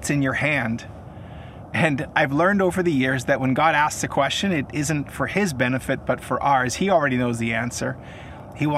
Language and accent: English; Kelowna, British Columbia, Canada; I am coming to you from one of my favorite lookouts in my hometown of Kelowna, British Columbia